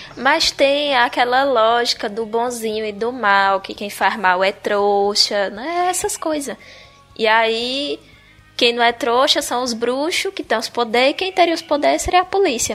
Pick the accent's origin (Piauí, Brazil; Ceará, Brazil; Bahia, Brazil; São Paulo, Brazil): Bahia, Brazil; Tinha que ser na minha terra.